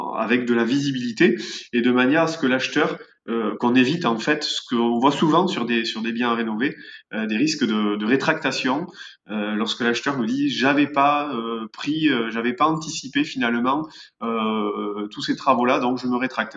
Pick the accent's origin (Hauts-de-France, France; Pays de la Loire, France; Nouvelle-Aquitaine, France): Nouvelle-Aquitaine, France; Béarn; on est des Béarnais avec mon père et on travaille en Béarn